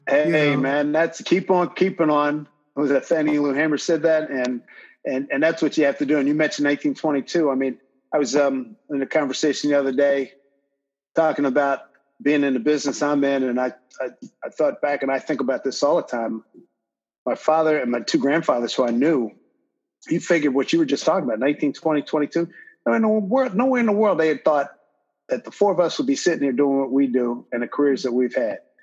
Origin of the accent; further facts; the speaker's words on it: Philadelphia, Pennsylvania, United States; born and raised in Philly